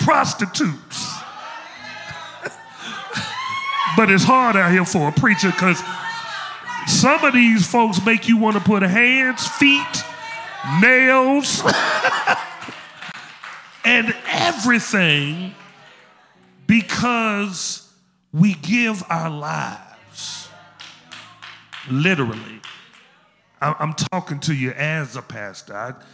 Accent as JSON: {"language": "English", "town": "Memphis", "region": "Tennessee", "country": "United States", "said": "I'm from Memphis, as you can see, as you can tell. Memphis is still in me."}